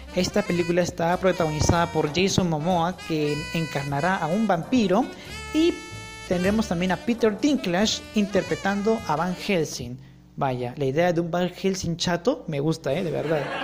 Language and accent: Spanish; Peru; Soy peruano